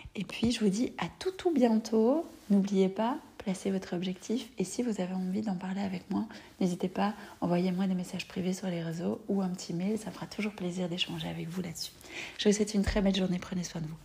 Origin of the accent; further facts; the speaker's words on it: Belgium; chez nous en Belgique